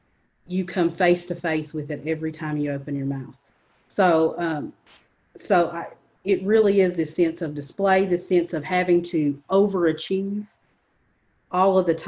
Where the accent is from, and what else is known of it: Appalachia / Eastern Kentucky, United States